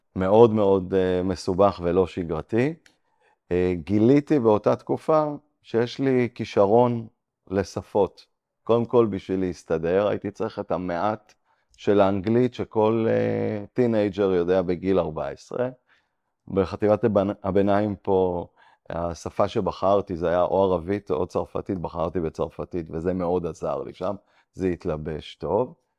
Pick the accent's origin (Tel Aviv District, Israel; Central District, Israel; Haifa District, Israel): Tel Aviv District, Israel; Ramat HaSharon; also born or lived in Antwerp, Belgium; גדלתי ברמת השרון. אה, מגיל 14 עד גיל 18, עד גיל צבא, גרתי באנטוורפן, בלגיה, ואז אה, חזרתי לארץ